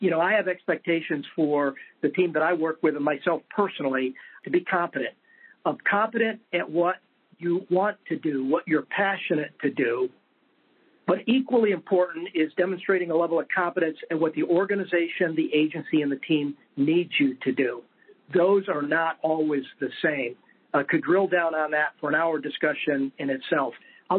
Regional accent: Roswell, New Mexico, United States; born there; I was born in New Mexico, a little tiny place that most folks never heard of, or maybe they've heard of, Roswell.

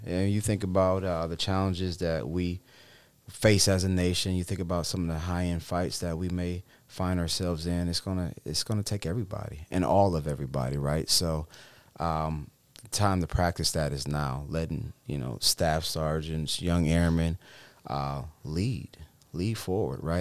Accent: Cleveland Heights, Ohio, United States; moved away as an adult; born and raised in Cleveland Heights, Ohio

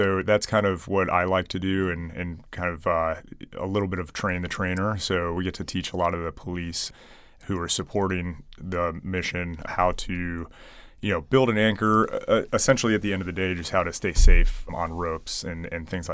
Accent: Hudson, Ohio, United States; moved away as an adult; also born or lived in Portland, Oregon; now in Yuma, United States; I grew up in Ohio. When I was living in Ohio, I used to volunteer with the city Hudson on their volunteer EMS team

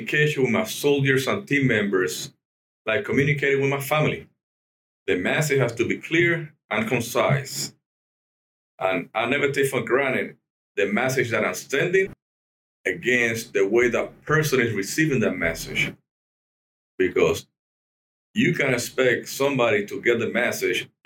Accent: Puerto Rico; moved away as an adult; I'm a native from Puerto Rico.

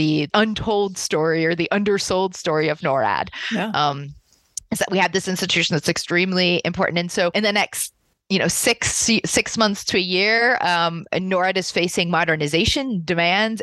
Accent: United States; moved away as an adult; also born or lived in New York State; now in Canada; I'm an American

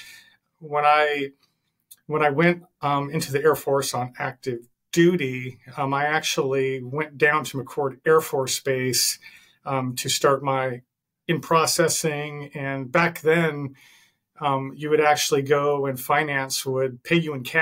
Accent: Seattle, Washington, United States; also born or lived in Miami / Los Angeles; I was born and raised in Seattle

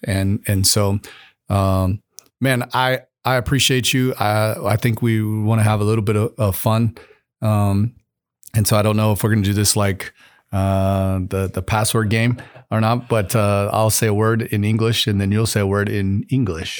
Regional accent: United States; I was a kid growing up in America

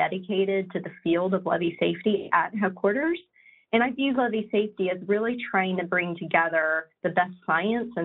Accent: West Virginia, United States; I'm originally from West Virginia.

